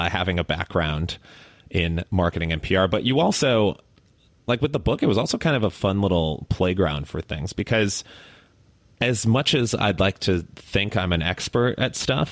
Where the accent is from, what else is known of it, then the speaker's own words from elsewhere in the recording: Chicago, Illinois, United States; also born or lived in Miami; now in Austin, United States; I grew up in Chicago, so a big Bulls fan.